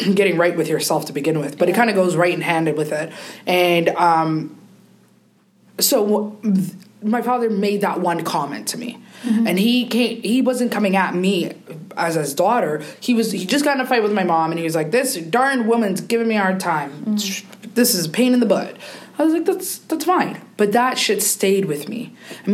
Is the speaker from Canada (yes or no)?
yes; Canada; I grew up in Canada.